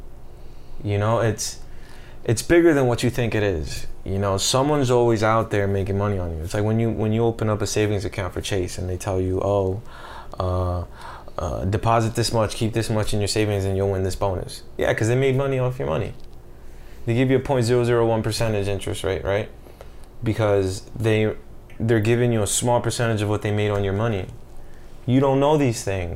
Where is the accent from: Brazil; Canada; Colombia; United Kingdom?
Colombia; I'm from Colombia.